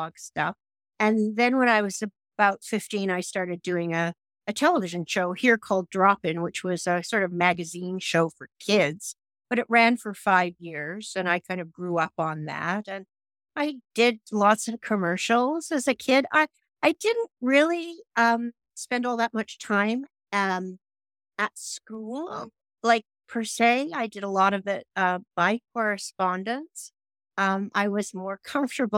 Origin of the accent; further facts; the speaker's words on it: Toronto, Ontario, Canada; moved away as an adult; also born or lived in Los Angeles, United States; my hometown of Toronto